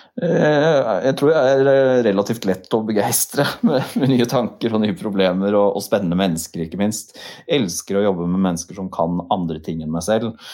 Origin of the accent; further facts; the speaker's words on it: Nesodden, Akershus, Norway; also born or lived in Volda; Jeg var født og oppvokst på Nesodden.